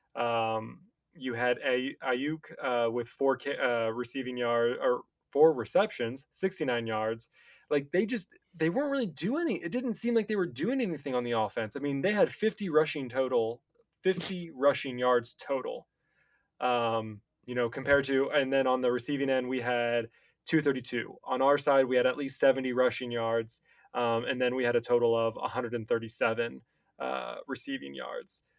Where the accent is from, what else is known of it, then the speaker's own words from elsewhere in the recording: Cincinnati, Ohio, United States; I'm from Cincinnati, my whole family's Bengals fans